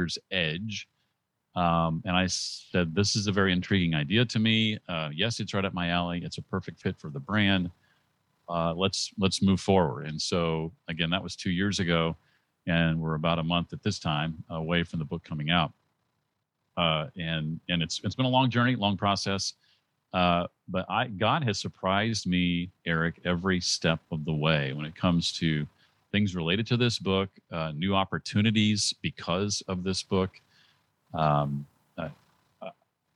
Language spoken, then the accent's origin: English; Indianapolis, Indiana, United States; moved away as an adult; also born or lived in Muncie, Indiana; now in Tennessee, United States; I grew up in Indianapolis, Indiana